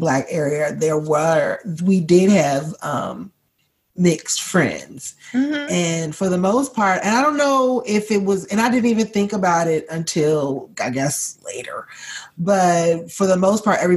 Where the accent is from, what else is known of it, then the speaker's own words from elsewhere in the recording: Maryland, United States; I'm from Maryland.